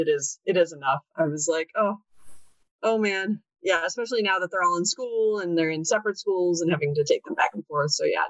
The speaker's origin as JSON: {"language": "English", "town": "Chicago", "region": "Illinois", "country": "United States", "tie": "born or raised there", "said": "I live in Chicago. I've actually lived in Chicago area my entire life. Right now, I'm a mom of three."}